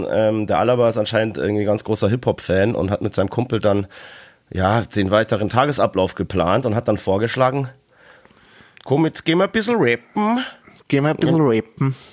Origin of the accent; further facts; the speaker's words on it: Dortmund, North Rhine-Westphalia, Germany; aber als Dortmunder muss ich natürlich so ein bisschen, also ein gewisser Grundhass muss da ähm, vorhanden sein.